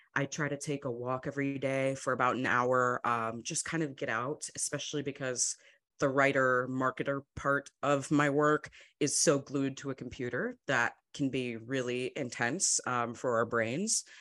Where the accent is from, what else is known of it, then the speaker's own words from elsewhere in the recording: Madison, Wisconsin, United States; I grew up in Madison, Wisconsin, um, kind of a smaller city